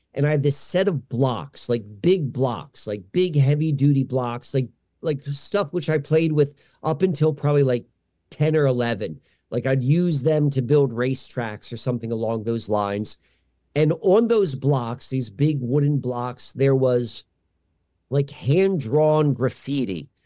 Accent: Columbia, Maryland, United States; now in Hershey, Pennsylvania, United States; I grew up outside of, um, a Baltimore town called Columbia, Maryland

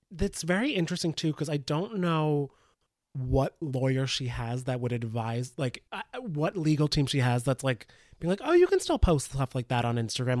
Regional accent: northern New Jersey, United States; I'm from, like, northern Jersey

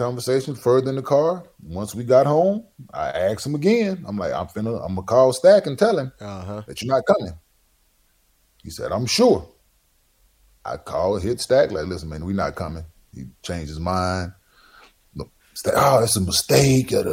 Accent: North Texas, United States; I'm from North Texas

